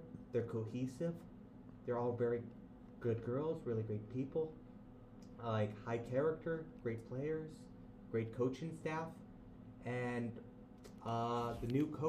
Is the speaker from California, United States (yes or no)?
no; Arizona, United States; born or raised there; moved away